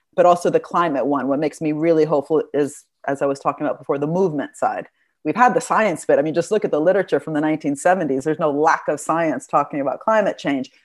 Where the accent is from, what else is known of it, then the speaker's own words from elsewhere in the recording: Italy; moved away; I'm from Italy.